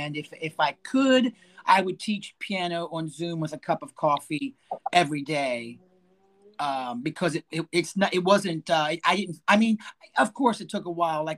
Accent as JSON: {"language": "English", "town": "Stephens City", "region": "Virginia", "country": "United States", "tie": "born or raised there", "said": "my hometown of Stephen City, where I'm from"}